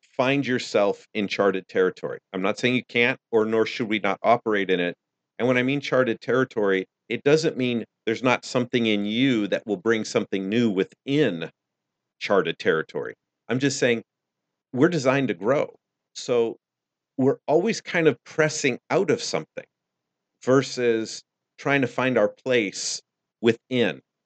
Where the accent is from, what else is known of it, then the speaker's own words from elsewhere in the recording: United States; I'm American